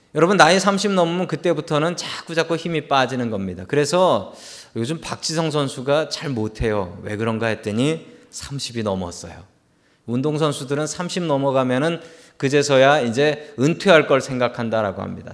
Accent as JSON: {"language": "Korean", "region": "Seoul", "country": "South Korea", "tie": "born or raised there", "said": "저는 어릴 적에 서울 살았지만"}